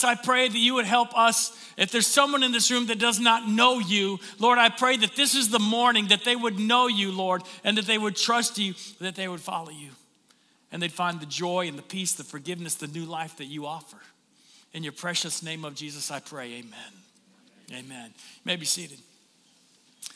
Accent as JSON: {"language": "English", "region": "Tennessee", "country": "United States", "tie": "born or raised there", "moved": "yes", "lives_now": "St. Augustine, United States", "said": "when I was growing up in Tennessee"}